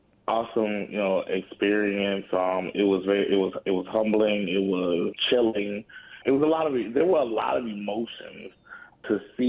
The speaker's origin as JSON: {"language": "English", "town": "Farmville", "region": "Virginia", "country": "United States", "tie": "born or raised there", "said": "I grew up in Farmville, Virginia, where they closed the schools to keep African Americans out."}